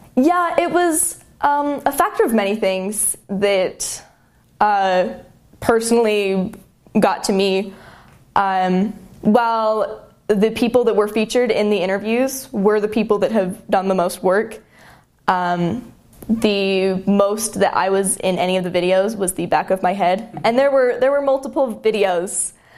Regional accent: Murray, Utah, United States; I'm from Murray, Utah. So just south of Salt Lake

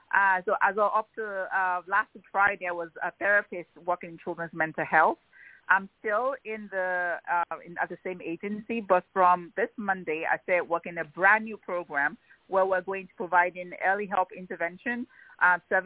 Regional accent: Nigeria; moved away as an adult; also born or lived in Pennsylvania, United States / Ibadan, Nigeria; when I was growing up in Nigeria

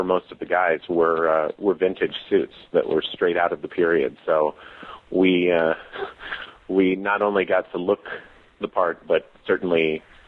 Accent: Minnesota, United States; I'm from Minnesota

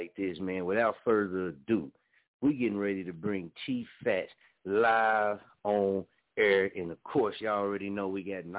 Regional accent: Muskogee, Oklahoma, United States; being from Muskogee

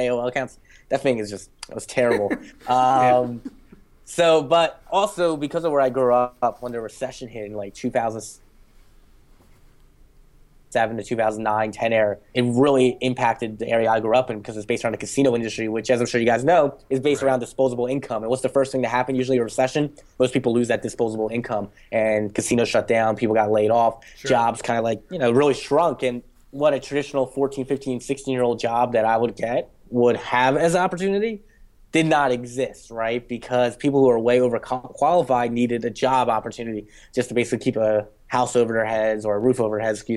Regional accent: Jersey Shore, near Atlantic City, New Jersey, United States; I grew up right in the Jersey Shore, not necessarily where the show was originally from, but close to Atlantic City

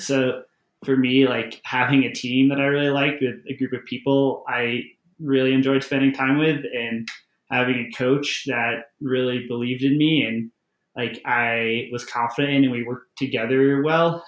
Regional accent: Syracuse, New York, United States; moved away; I'm from Syracuse, New York, originally

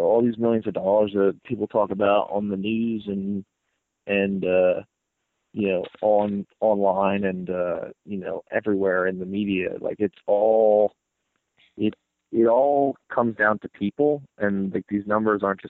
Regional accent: New Jersey, United States; we all might not be from the Jersey Shore, but, like, we're all from New Jersey, and, like, this is where we grew up

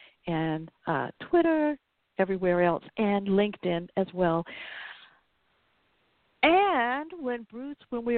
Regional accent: the South, United States; accent: Southern

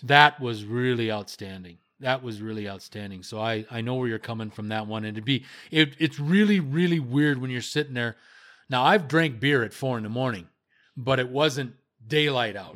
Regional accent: Las Vegas, Nevada, United States; moved away; I love Las Vegas, it's my hometown. I will live there, I'm thinking, within the next five years

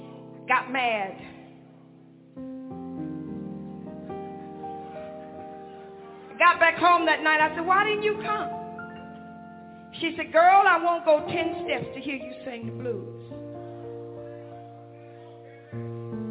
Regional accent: Hanceville, Alabama, United States; I was born in Alabama, in Hansville, Alabama.

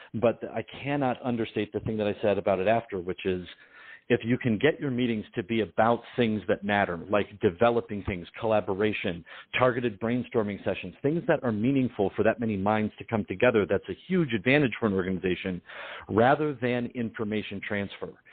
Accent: Detroit, Michigan, United States; my family's uh, uh, Sicilian Ukrainian, and I'm from Detroit

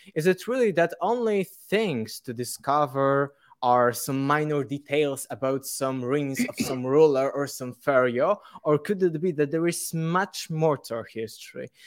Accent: Poland; English is a second language; I'm from Poland

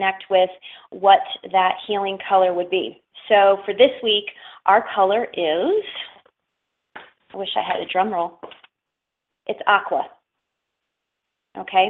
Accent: Schenectady, New York, United States; moved away as an adult; also born or lived in the desert (US Southwest); I'm from upstate New York, and actually I'm from Schenectady, New York

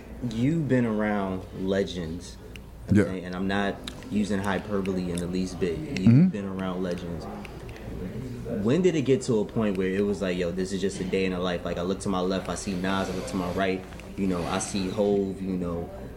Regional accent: Bronx, New York, United States; From the Bronx.

